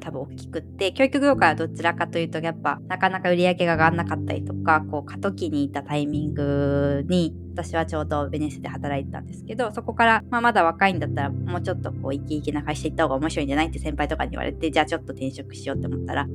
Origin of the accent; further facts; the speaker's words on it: Greater Tokyo Area, Japan; 私ももう一人の共同代表も首都圏出身なので、なんかいわゆる田舎みたいな場所を持っていなくって、